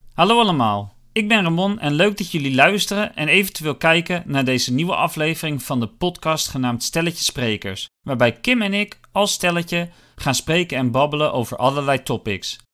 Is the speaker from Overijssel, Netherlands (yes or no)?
no; Westzaan, North Holland, Netherlands; ik kom uit Westzaan